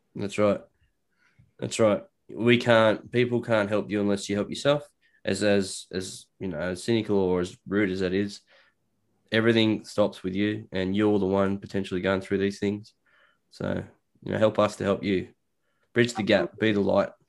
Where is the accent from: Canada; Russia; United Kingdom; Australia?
Australia; I'm Australian